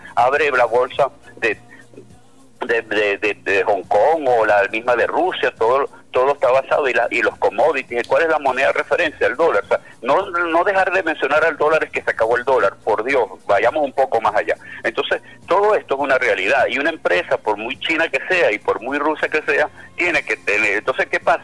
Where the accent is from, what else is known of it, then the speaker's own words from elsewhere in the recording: Venezuela; como venezolano